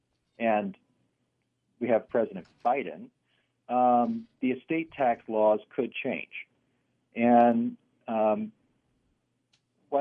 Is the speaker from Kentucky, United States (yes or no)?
no; Georgia, United States; moved away as an adult; now in Milwaukee, United States; I'm originally from Georgia, but I've been here since 2008